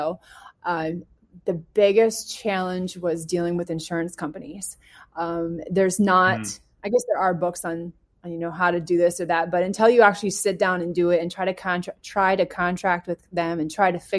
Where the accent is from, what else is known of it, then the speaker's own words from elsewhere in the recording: Canada; moved away; I'm from Canada